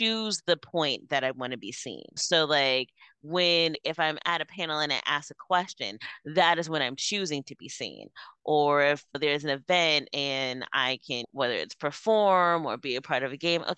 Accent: New York City, New York, United States; I was born in New York City

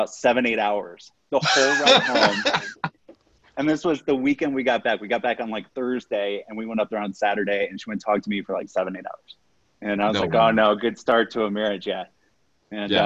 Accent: Fort Wayne, Indiana, United States; moved away as an adult; also born or lived in Florida; now in Denver, United States; I grew up on a farm in Indiana

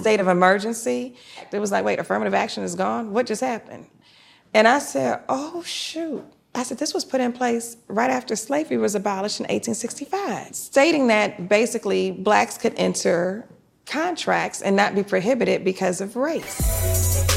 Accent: Detroit, Michigan, United States; now in Atlanta, United States; I grew up in Detroit, Michigan.

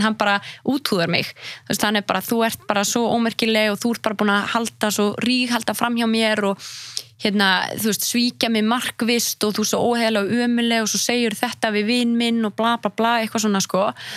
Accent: Iceland; moved away as an adult; also born or lived in Marseille, France; ég var frá Íslandi

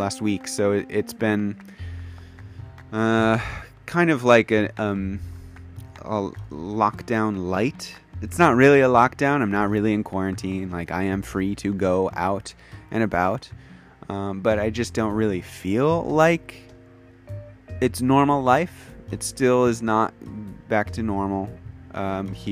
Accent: United States; moved away as an adult; now in Kyoto, Japan; I am an English teacher from the United States of America, living and working in Kyoto, Japan

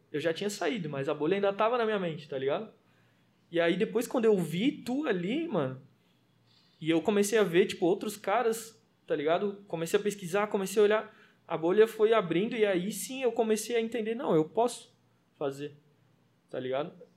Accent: Florianópolis, Santa Catarina, Brazil; eu cresci sim no, no Morro da Chácara, não sei se a galera vai conhecer, mas é atrás do Morro do Havaí

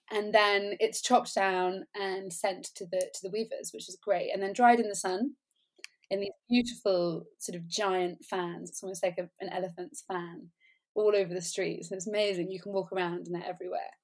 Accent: England, United Kingdom; moved away; also born or lived in Colombia; I come from England

